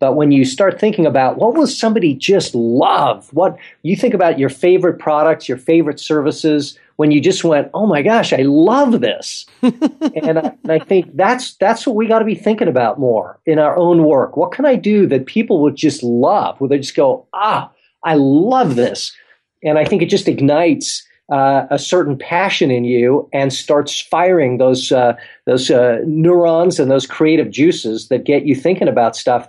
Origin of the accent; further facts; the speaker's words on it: South Africa; also born or lived in England; now in United States; I was born in England, grew up in South Africa, and now live here in the States.